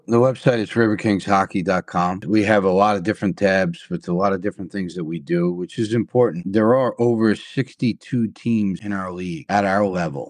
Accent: New York, United States; also born or lived in Florida / Carolina; now in Wisconsin Rapids, United States; I'm a New Yorker at heart. That's where I was born and raised

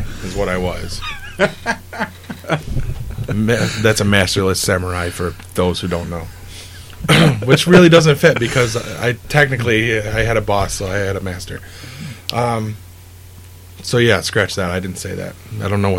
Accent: Syracuse area, New York, United States; We're from Syracuse

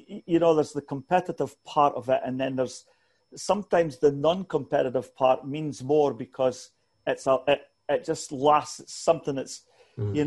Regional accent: Scotland, United Kingdom; moved away; I grew up in Scotland

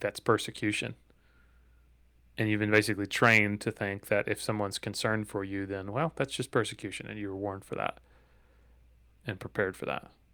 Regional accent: Dalton, Georgia, United States; my hometown of Dalton, Georgia

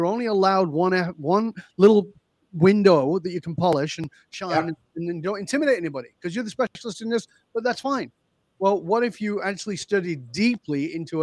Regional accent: the north of England, United Kingdom; moved away as an adult; I grew up in Northern England. I left the UK more than 40 years ago

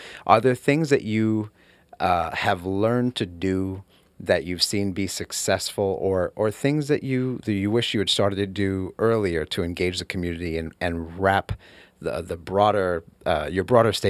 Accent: New York City, New York, United States; moved away as an adult; also born or lived in Texas; I'm from New York City. I grew up in Brooklyn and went to New York City public schools.

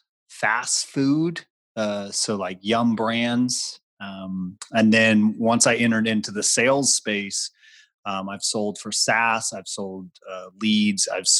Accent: Guam; I grew up on Guam in the middle of the Pacific

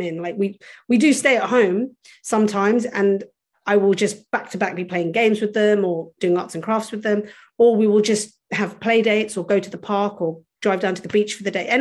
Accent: London, United Kingdom; I grew up in London, which is considered one of the lands of opportunity

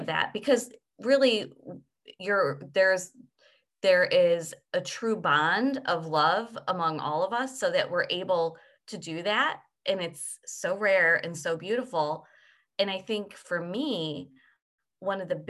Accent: United States; as I was raised in the United States

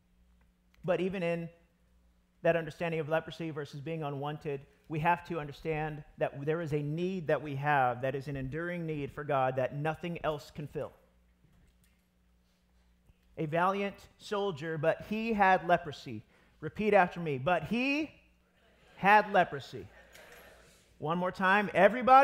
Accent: United States; I'm American

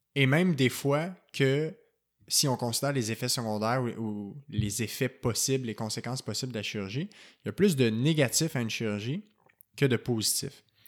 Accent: Quebec, Canada; chez nous au Québec

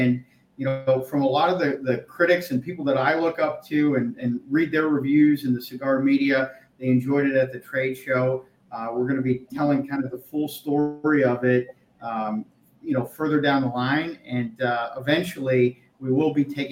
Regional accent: Erie, Pennsylvania, United States; moved away; my hometown of Erie, Pennsylvania

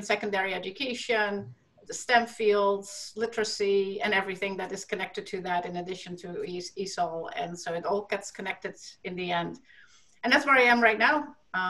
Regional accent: Netherlands; moved away as an adult; also born or lived in Massachusetts, United States; now in Florida, United States; I am from the Netherlands originally. We just chatted about that. I grew up there. In fact, did my master's there

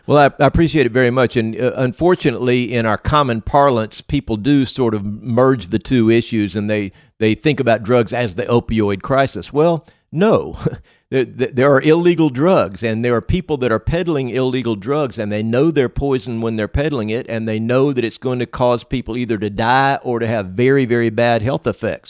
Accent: Moss Point, Mississippi, United States; also born or lived in Jackson metro area, Mississippi / Madison County, Mississippi; I grew up in Moss Point, uh, not very far from where we're sitting right now, uh, in, in Ocean Springs

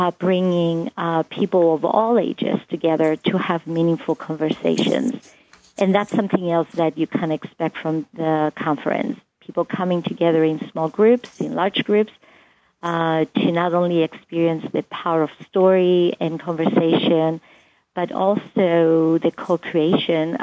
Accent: Cyprus; moved away; In the culture where I grew up, I'm from the Greek island of Cyprus

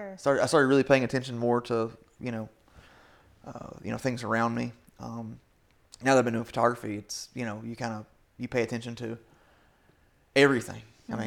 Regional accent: Kentucky, United States; I didn't grow up poor, but, you know, I grew up in Southeastern Kentucky

